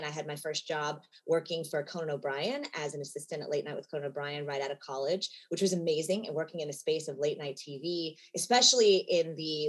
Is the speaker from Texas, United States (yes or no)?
yes; Houston, Texas, United States; moved away as an adult; also born or lived in Pampa, Texas / Tulsa, Oklahoma / New York; now in Los Angeles, United States; we moved to Houston when I was around two. So I consider myself a Houstonian, even though technically I was born in Pampa, and got a little bit of small town Texas feel.